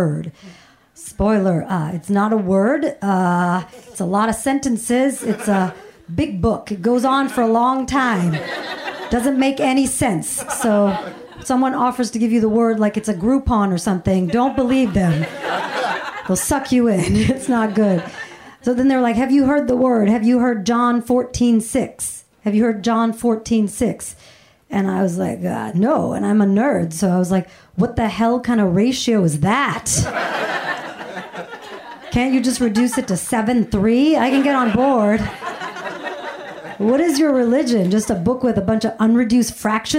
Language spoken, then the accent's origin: English; Alabama, United States; moved away as an adult; now in California, United States; I grew up in Alabama